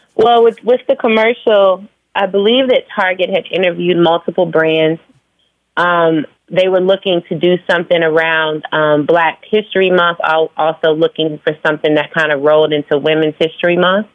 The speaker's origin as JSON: {"language": "English", "town": "Phoenix", "region": "Arizona", "country": "United States", "tie": "born or raised there", "also_born_or_lived": "Virginia / New York", "moved": "yes", "lives_now": "Atlanta, United States", "said": "I was born in Virginia. I was raised in Phoenix. I moved to Atlanta like 16 years ago, and mm. now I live between Atlanta and New York"}